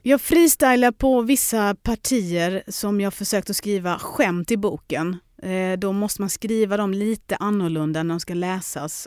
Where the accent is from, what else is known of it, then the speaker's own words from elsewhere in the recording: Lund, Skåne, Sweden; also born or lived in London; hem till lilla Lund